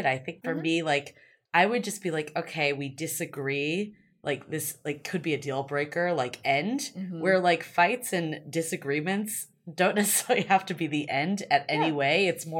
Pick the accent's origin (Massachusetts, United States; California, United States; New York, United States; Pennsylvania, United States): Massachusetts, United States; Boston; because I'm from Boston also.